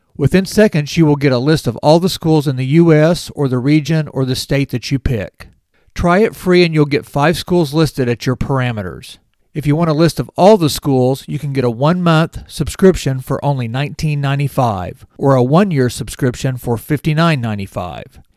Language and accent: English; near Springfield, Missouri, United States; Missouri State's campus is just fifteen miles from my hometown